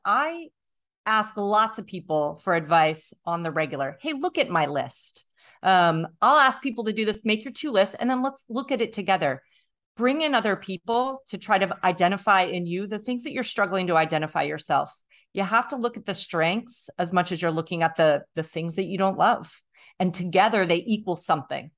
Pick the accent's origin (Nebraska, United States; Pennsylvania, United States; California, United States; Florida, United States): Pennsylvania, United States; Tunkhannock; I grew up, I say, in the middle of nowhere in Pennsylvania